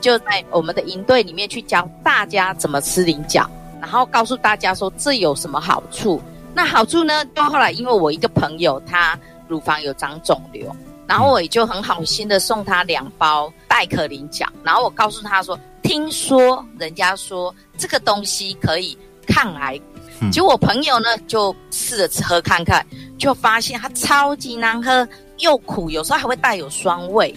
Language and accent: Chinese; Taichung, Taiwan; moved away as an adult; now in Tainan, Taiwan; 我是台中人，我那时候有加入台湾省野鸟协会，现在改名台湾野鸟协会